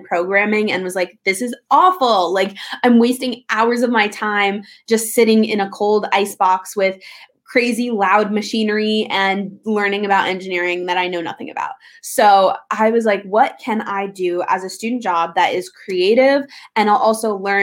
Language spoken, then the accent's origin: English; New York City, New York, United States; moved away as an adult; also born or lived in Los Angeles, California; I am born and raised in New York City, grew up on the Upper East Side